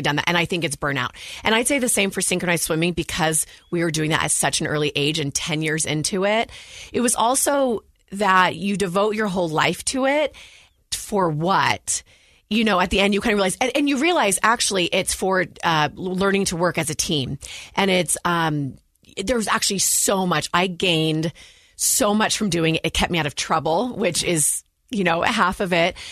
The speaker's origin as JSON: {"language": "English", "town": "Walnut Creek", "region": "California", "country": "United States", "tie": "born or raised there", "moved": "as an adult", "lives_now": "Utah, United States"}